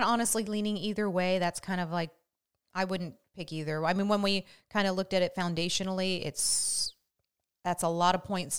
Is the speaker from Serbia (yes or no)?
no; West Coast, United States; I'm a West Coast girl.